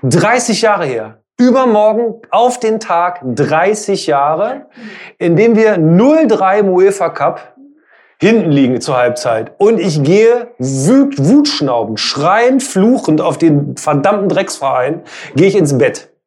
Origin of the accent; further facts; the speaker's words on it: Hildesheim, Lower Saxony, Germany; ich komme aus Hildesheim